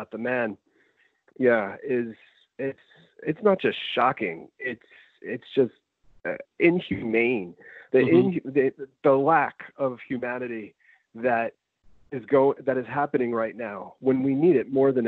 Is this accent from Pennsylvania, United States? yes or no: no; New York City, New York, United States; moved away as an adult; also born or lived in Long Island, New York; now in Buffalo, United States; I was born in Astoria, Queens